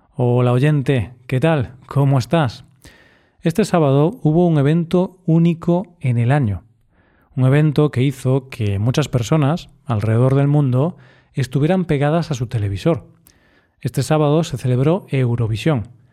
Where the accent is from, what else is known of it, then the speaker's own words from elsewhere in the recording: northern Spain, Spain; como español